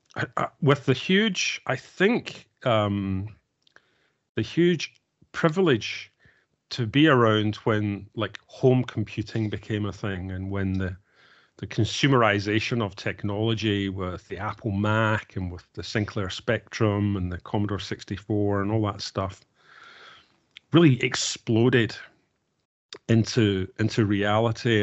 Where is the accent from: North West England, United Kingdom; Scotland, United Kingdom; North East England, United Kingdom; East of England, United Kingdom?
Scotland, United Kingdom; Glasgow; I grew up in Glasgow